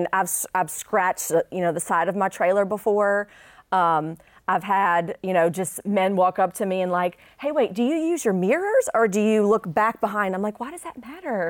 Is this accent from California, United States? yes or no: no; New Orleans, Louisiana, United States; now in Shreveport, United States; growing up in New Orleans